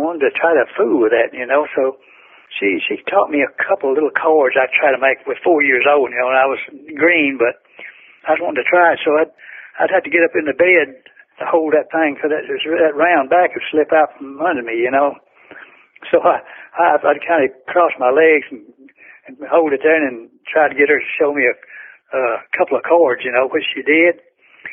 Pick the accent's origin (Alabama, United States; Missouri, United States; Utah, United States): Alabama, United States; Florence; I grew up right outside Florence, Alabama, and right across the river to Muscle Shoals, Alabama.